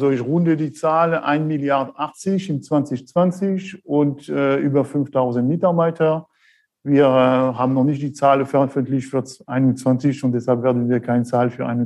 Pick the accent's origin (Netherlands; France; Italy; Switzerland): France; accent: French; German is a second language; now in Black Forest, Germany; schon gleich hören an meinem Akzent. Äh, ich bin der Franzose hier aus dem äh, Schwarzwald. Ich bin 49 äh, Jahre alt